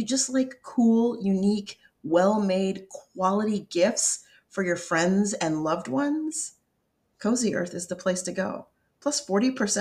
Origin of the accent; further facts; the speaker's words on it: Colorado, United States; also born or lived in upstate New York; growing up in Colorado and in the tiny town in upstate New York that we grew up in first